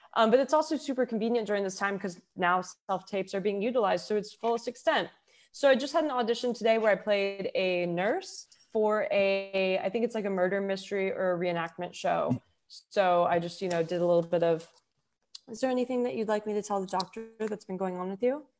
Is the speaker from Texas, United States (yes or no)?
yes; Houston, Texas, United States; also born or lived in Denver; now in Los Angeles, United States; I grew up in Houston